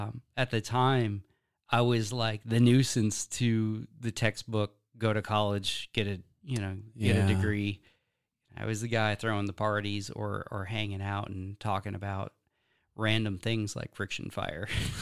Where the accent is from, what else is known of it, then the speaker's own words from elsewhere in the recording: Wisconsin, United States; born there; I was born in Wisconsin. Yeah. I was raised essentially homestead style.